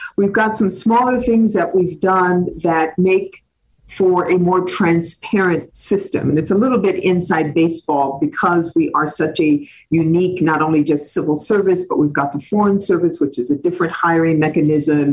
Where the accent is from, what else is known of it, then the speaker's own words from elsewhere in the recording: Cleveland Heights, Ohio, United States; moved away as an adult; also born or lived in Washington, D.C.; as I was growing up in Cleveland Heights, Ohio